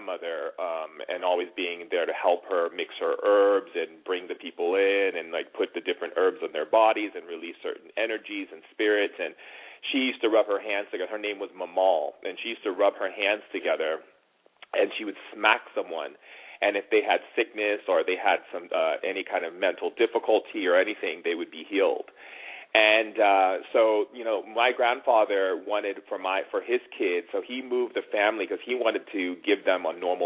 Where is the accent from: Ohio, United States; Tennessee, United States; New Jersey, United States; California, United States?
California, United States; also born or lived in Oahu, Hawaii / Sacramento, California; I was born in Sacramento in California, and I grew up in California and also in Oahu in Hawaii